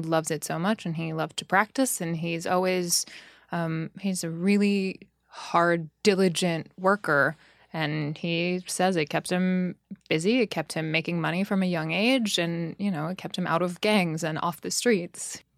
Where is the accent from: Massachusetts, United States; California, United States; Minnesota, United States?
California, United States; Los Angeles; now in New York City, United States; I grew up in Los Angeles. My whole entire family is from New York, just not me.